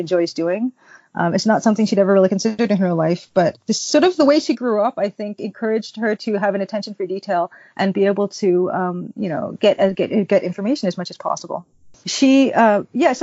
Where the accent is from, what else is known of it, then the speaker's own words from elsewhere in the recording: Toronto, Ontario, Canada; I grew up in Scarborough